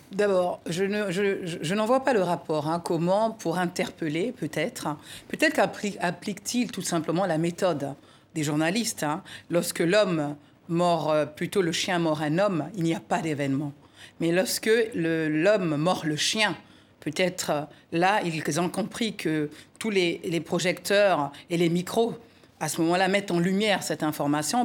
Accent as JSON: {"language": "French", "country": "Republic of the Congo", "said": "mon pays, la République du Congo, Brazzaville"}